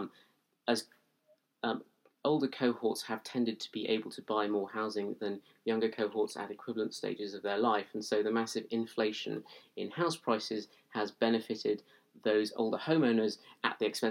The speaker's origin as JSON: {"language": "English", "area": "Lancashire", "region": "North West England", "country": "United Kingdom", "tie": "born or raised there", "moved": "yes", "lives_now": "London, United Kingdom", "said": "growing up, say, in my hometown back in Lancashire"}